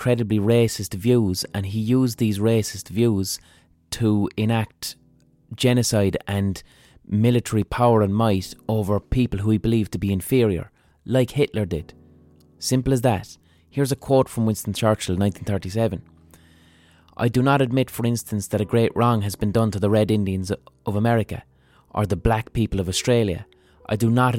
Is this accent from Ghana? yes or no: no; Ireland; I'm Irish